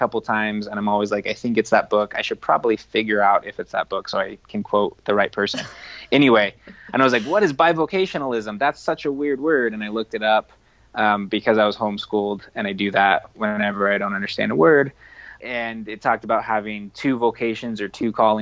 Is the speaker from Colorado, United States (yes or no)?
yes; Front Range, Colorado, United States; now in Durango, United States; I grew up on the Front Range